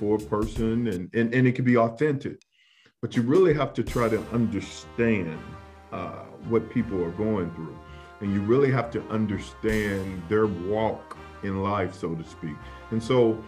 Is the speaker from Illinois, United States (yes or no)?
yes; Centreville, Illinois, United States; also born or lived in East St. Louis, Illinois; I was born in the Safety Net Hospital in East St. Louis. I was reared in Centerville, Illinois